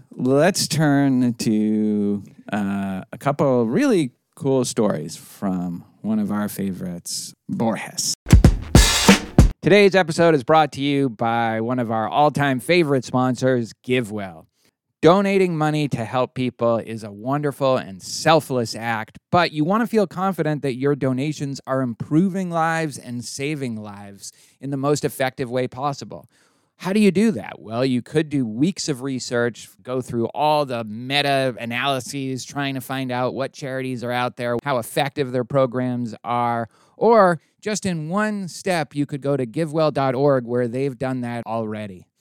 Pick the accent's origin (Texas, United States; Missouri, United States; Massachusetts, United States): Massachusetts, United States; Boston; now in Houston, United States; the Boston Globe, my hometown paper